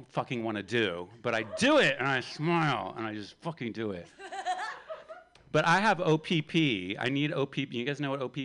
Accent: Appalachia, the South, United States; I'm from the Appalachia, from the South.

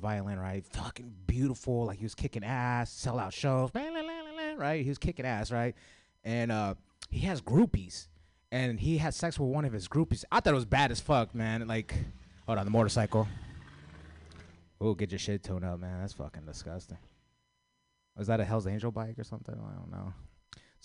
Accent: San Francisco, California, United States; I grew up in the city

